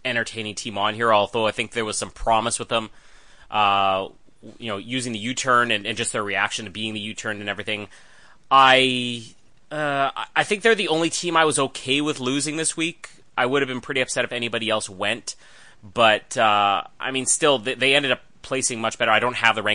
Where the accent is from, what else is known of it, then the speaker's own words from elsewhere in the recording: Winnipeg, Manitoba, Canada; Winnipeg, which is my hometown